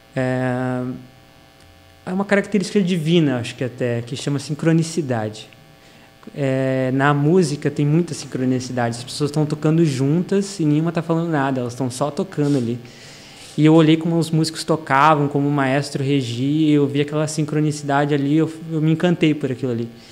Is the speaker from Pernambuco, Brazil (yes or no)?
no; São Paulo, Brazil; moved away as an adult; also born or lived in Ceará, Brazil; now in Novo Hamburgo, Brazil; eu morei em São Paulo dos seis anos até os 20